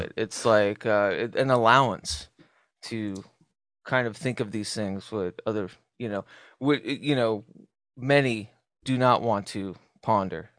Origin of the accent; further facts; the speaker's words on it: Southwest, United States; as a kid growing up in the Southwest